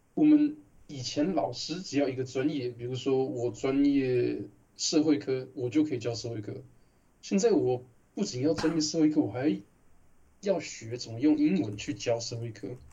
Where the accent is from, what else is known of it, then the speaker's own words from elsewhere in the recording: Taiwan; accent: Taiwanese; 我一开始我口音根本很台式的